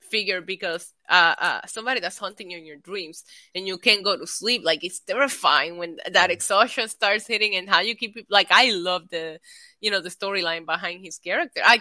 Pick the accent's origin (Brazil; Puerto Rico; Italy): Puerto Rico; moved away; because I grew up in Puerto Rico